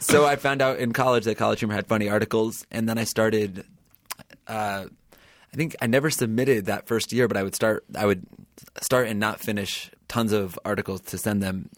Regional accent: New Haven, Connecticut, United States; I grew up in New Haven, Connecticut

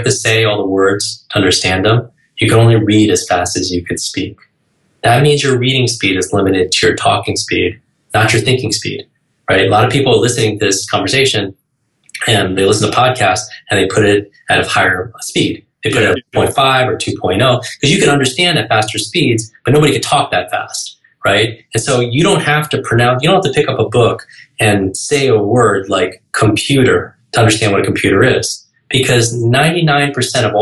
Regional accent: New York, United States; I can't even talk that slow because I'm from New York

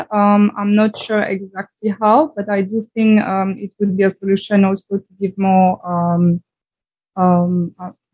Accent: Belgium; I'm from Belgium

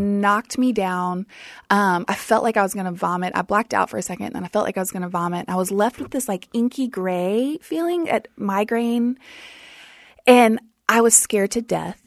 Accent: South Louisiana, United States; I grew up in South Louisiana

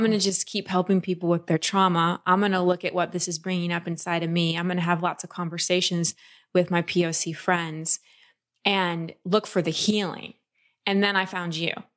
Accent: Texas, United States; I grew up in Texas

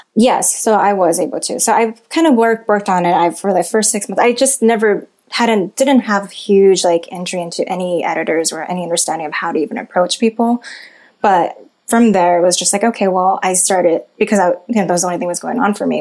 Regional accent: Monterey Park, California, United States; I did grow up in this very like like Asian neighborhood with all the people who looked like me and spoke Mandarin

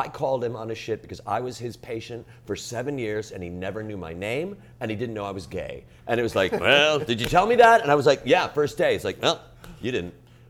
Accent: Chicago, Illinois, United States; coming from Chicago

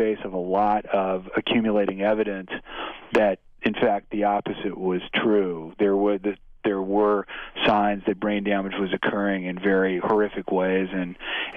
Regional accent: San Francisco Bay Area, California, United States; In the Bay Area, in the San Francisco Bay Area

